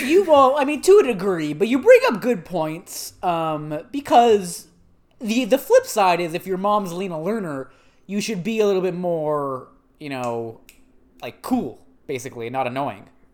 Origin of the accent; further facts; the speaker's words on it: Canada; we're Canadian and we respect both official languages